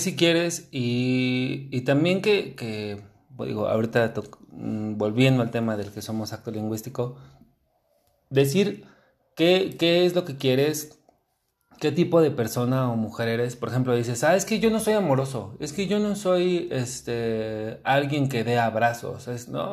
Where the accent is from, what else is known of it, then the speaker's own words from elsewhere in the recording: Mexico; como normalmente mexicanos somos